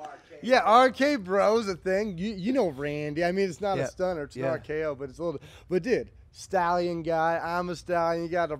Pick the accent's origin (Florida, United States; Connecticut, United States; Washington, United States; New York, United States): New York, United States; Saratoga Springs; moved away; also born or lived in Las Vegas, Nevada / Allentown, Pennsylvania; I'm upstate Saratoga